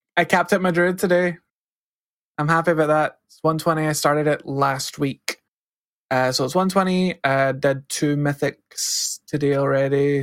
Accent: Scotland, United Kingdom; I'm Scottish. We barely speak English.

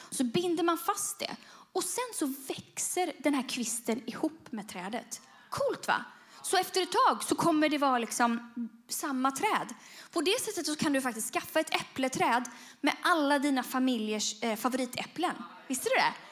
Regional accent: Bujumbura, Bujumbura Mairie, Burundi; men jag växte upp i Burundi och då, i Bujumbura och då ja, fick vi åka till en pläd, trädplantering.

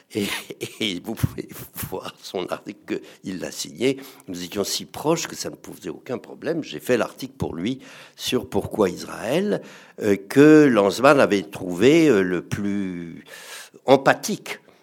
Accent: France

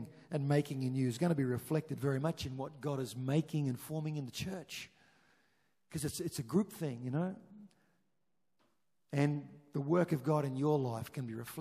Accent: Chinchilla, Queensland, Australia; moved away; we grew up in Chinchilla

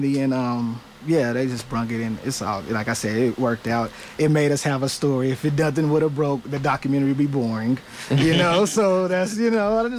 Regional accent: Tulsa, Oklahoma, United States; growing up in Tulsa was like, don't ever say you're from Tulsa

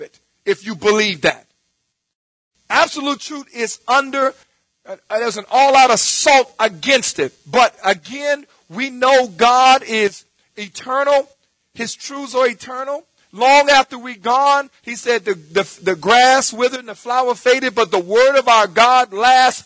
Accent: New Orleans, Louisiana, United States; growing up in New Orleans

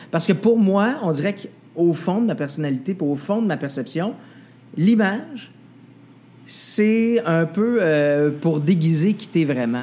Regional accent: Saint-Élie-de-Caxton, Quebec, Canada; je viens d'un village. Je viens de Saint-Élie-Caxton. Je suis un gars de bois.

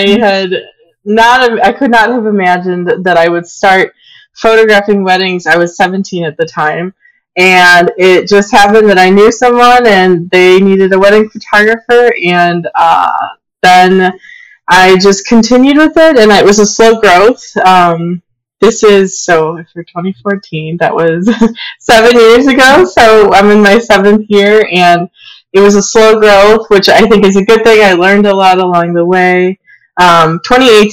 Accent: Aurora, Illinois, United States; also born or lived in West Chicago / Downers Grove; I grew up in Aurora. I was born there. And I lived in Aurora for all the first 18 years of my life throughout high school

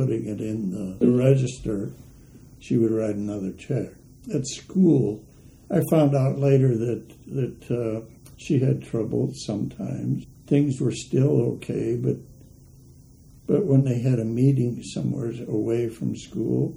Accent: West Point, Nebraska, United States; also born or lived in Lincoln, Nebraska; I was born in West Point, Nebraska, Christmas Day, 1933, and small high school, grade school, high school

